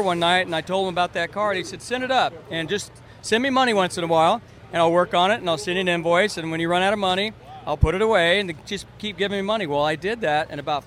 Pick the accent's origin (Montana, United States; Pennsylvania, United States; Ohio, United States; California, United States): California, United States; San Luis Obispo; also born or lived in Santa Maria, California; I grew up in the central coast of California, San Luis Obispo and Santa Maria